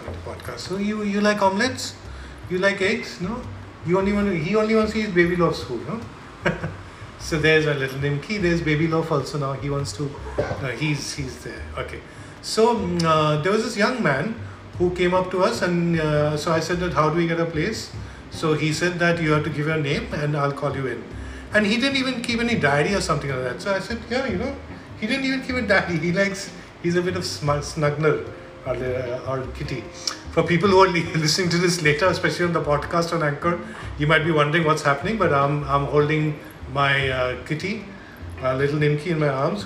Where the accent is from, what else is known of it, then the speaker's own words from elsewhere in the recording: Mumbai, Maharashtra, India; also born or lived in Kolkata; we are from Mumbai, so we are not really used to cold